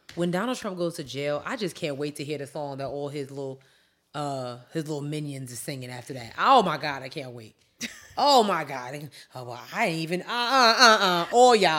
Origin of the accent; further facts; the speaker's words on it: New York, United States; growing up in New York